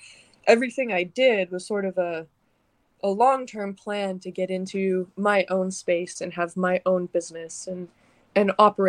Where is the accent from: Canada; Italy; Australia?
Canada; now in Arizona, United States; I'm originally from Canada. I'm a transplant